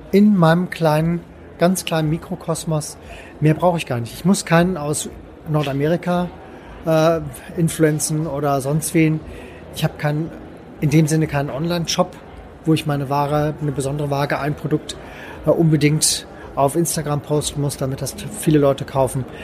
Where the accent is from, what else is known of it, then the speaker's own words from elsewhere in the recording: Cologne, North Rhine-Westphalia, Germany; Ich komme aus Köln, möchte in Köln. Ich möchte bei mir auf der Severinstraße verkaufen.